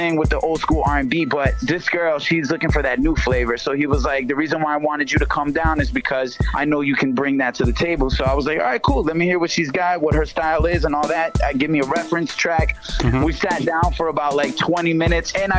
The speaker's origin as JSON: {"language": "English", "town": "Worcester", "region": "Massachusetts", "country": "United States", "tie": "born or raised there", "also_born_or_lived": "Queens, New York", "said": "I moved to Worcester when I was young"}